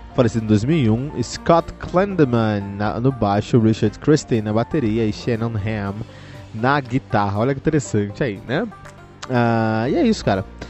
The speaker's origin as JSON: {"language": "Portuguese", "town": "Cotia", "region": "São Paulo", "country": "Brazil", "tie": "born or raised there", "said": "Eu, eu que cresci em Cotia, ali tínhamos um, um, bar chamado Incinerator"}